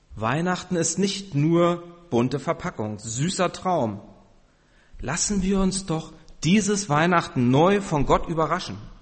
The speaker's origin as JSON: {"language": "German", "region": "Berlin", "country": "Germany", "moved": "yes", "said": "ich komme ja aus Berlin"}